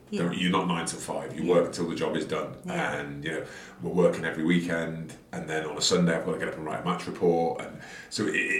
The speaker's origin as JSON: {"language": "English", "town": "Wigan", "region": "North West England", "country": "United Kingdom", "said": "And I was this kid from Wigan Spirit like this"}